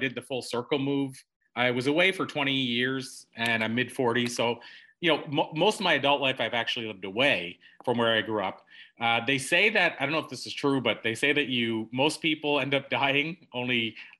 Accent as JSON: {"language": "English", "region": "Prince Edward Island", "country": "Canada", "tie": "born or raised there", "moved": "as an adult", "said": "I literally live less than a 5-minute drive from where I was born, like wow. That close. And so I grew up in Prince Edward Island in Canada, tiniest little province."}